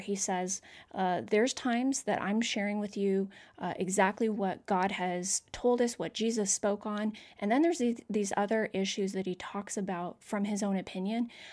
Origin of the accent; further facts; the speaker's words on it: Canada; moved away; I'm from Canada originally.